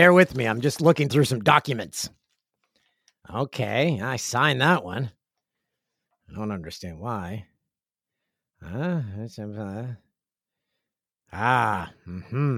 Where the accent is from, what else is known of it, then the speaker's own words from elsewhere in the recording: Peterborough, Ontario, Canada; my hometown of Peterborough